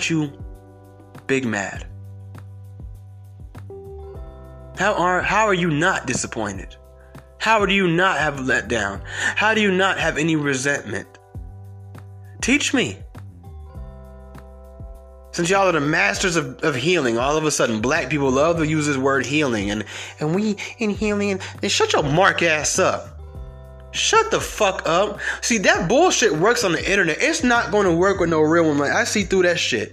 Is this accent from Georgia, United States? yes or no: yes; Georgia, United States; I'm from Georgia